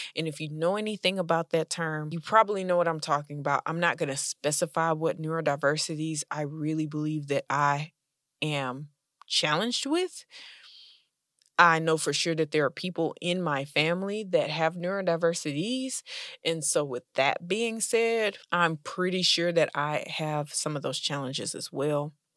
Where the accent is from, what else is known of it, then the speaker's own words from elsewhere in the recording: United States; I'm an American Black lady